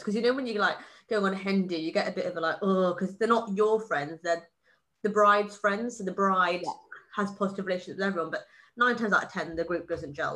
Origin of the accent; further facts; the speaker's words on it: Wales, United Kingdom; I was born in Wales, so England counts as a foreign country in my eyes